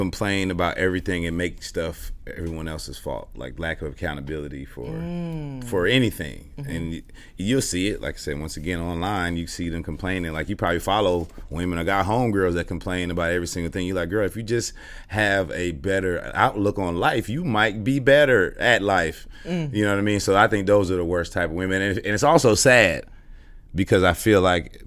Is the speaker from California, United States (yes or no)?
yes; Inglewood, California, United States; moved away as an adult; also born or lived in Los Angeles; now in Atlanta, United States; I was born and raised in Inglewood, but moved around a lot